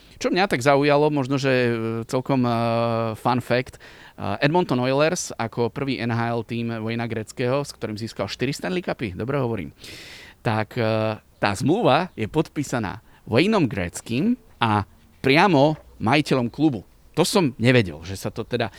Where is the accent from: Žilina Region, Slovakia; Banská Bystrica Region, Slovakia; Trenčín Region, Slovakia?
Žilina Region, Slovakia; Liptovská Kokava; now in Bratislava, Slovakia; Pochádzam z Liptovskej Kokavy, čo je okres Liptovský Mikuláš